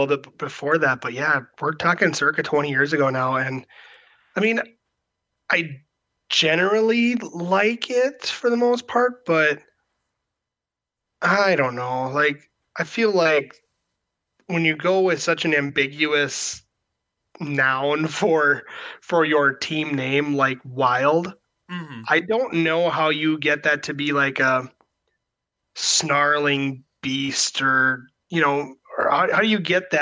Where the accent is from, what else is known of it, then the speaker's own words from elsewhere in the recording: Minnesota, United States; I'm a Minnesotan